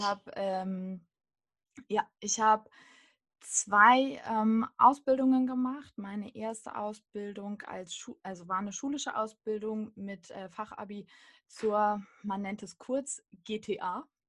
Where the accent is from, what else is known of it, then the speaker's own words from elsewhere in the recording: Hullersen, Lower Saxony, Germany; moved away as an adult; also born or lived in Göttingen / Braunschweig; now in Berlin, Germany; Hullersen ist mein Heimatdorf. Da habe ich äh, fast 18 Jahre gelebt